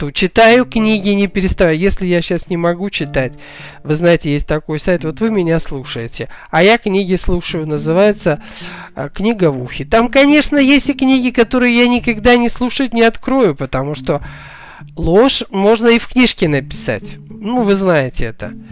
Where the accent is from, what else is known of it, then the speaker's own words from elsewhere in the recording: Kazakhstan; now in Russia; я была, приехала из Казахстана, понаехавшая, так сказать, это было очень давно